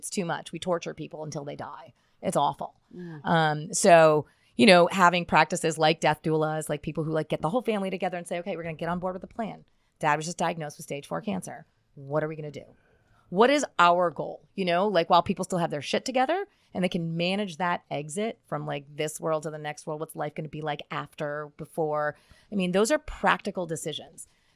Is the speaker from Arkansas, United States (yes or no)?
no; Schuylkill County, Pennsylvania, United States; moved away as an adult; also born or lived in Philadelphia, Pennsylvania / Connecticut / Denver, Colorado; I'm originally from Schuylkill County, Pennsylvania